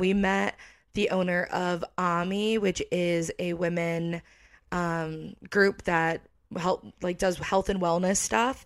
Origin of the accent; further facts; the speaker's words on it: Connecticut, United States; moved away as an adult; now in Florida, United States; I feel like I'm from Connecticut